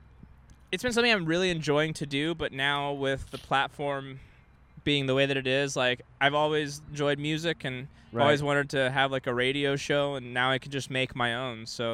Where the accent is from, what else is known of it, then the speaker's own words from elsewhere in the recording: Texas, United States; now in California, United States; when I was growing up in Texas